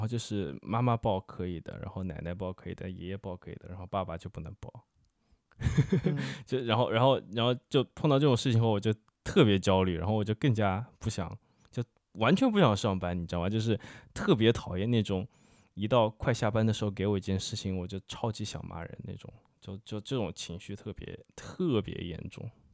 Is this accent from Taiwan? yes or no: no; Wuhan, Hubei, China; 那一块我作为一个武汉人几乎没去过哦